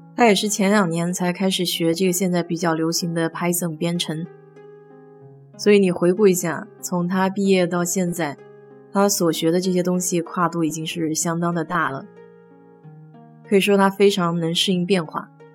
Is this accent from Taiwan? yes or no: no; China; now in United States; 我们中国人